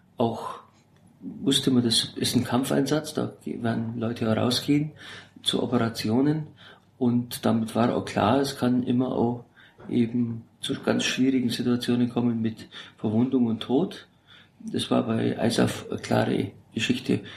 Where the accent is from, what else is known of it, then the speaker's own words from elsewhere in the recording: Augsburg, Bavaria, Germany; moved away as an adult; also born or lived in Sigmaringen; now in Berlin, Germany; gebürtig aus Augsburg